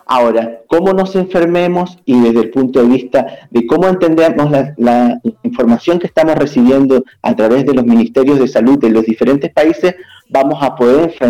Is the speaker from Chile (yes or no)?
yes; Chile; also born or lived in Ecuador; Este, aclarar un poquito, soy chileno, pero estudié en Ecuador.